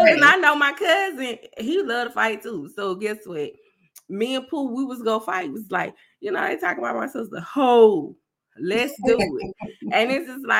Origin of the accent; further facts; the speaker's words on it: South Carolina, United States; I'm from South Carolina